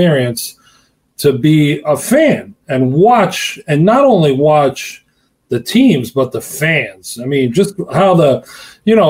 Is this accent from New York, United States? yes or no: yes; Long Island, New York, United States; moved away as an adult; also born or lived in Pittsburgh; I grew up in Long Island